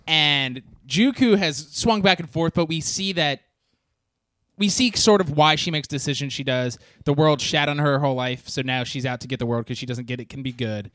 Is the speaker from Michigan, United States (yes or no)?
no; Orange County, California, United States; growing up in Orange County.